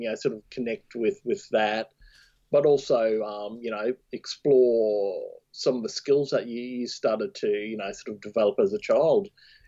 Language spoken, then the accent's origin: English; Thursday Island, Queensland, Australia; born or raised there; moved away; also born or lived in Cairns